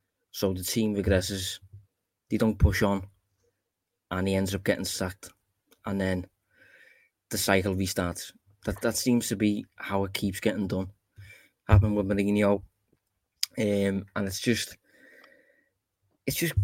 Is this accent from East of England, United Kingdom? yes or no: no; Liverpool, North West England, United Kingdom; I am obviously from Liverpool